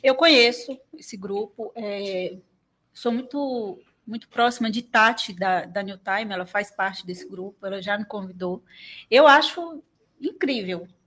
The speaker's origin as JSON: {"language": "Portuguese", "town": "Teixeira de Freitas", "region": "Bahia", "country": "Brazil", "tie": "born or raised there", "said": "Eu nasci e criado em Teixeira, fui embora só para fazer faculdade"}